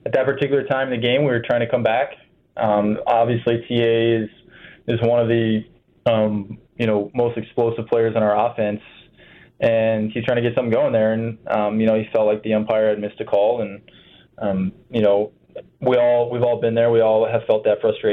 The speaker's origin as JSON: {"language": "English", "region": "Ohio", "country": "United States", "said": "I'm from Ohio"}